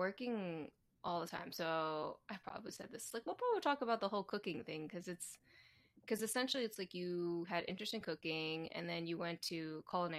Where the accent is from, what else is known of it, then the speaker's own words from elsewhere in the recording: right below Baltimore, Maryland, United States; also born or lived in DC area; I grew up in Maryland, like right below Baltimore.